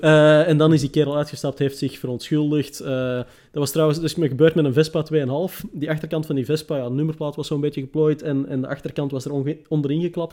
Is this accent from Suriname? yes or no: no; Antwerp, Flanders, Belgium; ik ben van Antwerpen